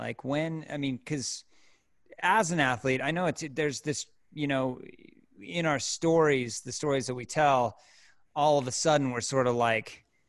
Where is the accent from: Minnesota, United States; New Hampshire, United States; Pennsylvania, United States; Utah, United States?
Utah, United States; now in Colorado, United States; I grew up in Utah.